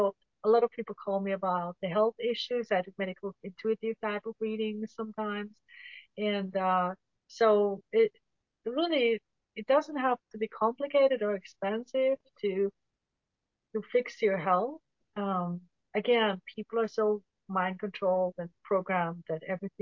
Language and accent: English; Switzerland; now in United States; where I grew up in Switzerland